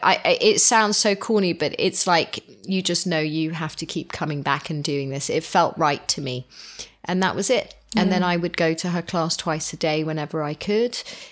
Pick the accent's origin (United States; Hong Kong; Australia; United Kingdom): Hong Kong; But we were raised in the East. So we were raised in Hong Kong, and it was always, you'd buy your vegetables and your fish and everything in a market